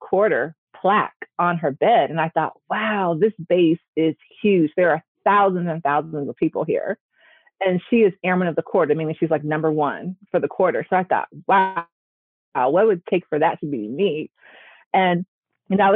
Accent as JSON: {"language": "English", "town": "Gary", "region": "Indiana", "country": "United States", "tie": "born or raised there", "said": "I grew up in Gary, Indiana, which is literally about 20 minutes outside of Chicago"}